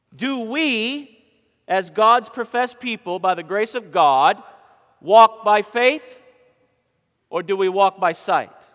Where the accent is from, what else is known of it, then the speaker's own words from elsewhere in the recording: Southern Maine, United States; now in Conover, United States; I'm from Southern Maine